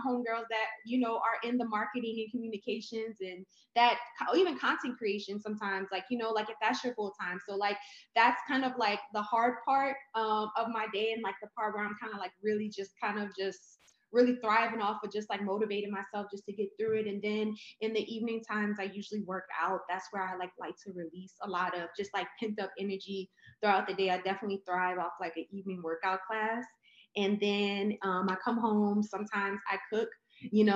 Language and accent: English; New Orleans, Louisiana, United States; moved away as an adult; now in Houston, United States; I'm originally from New Orleans, born and raised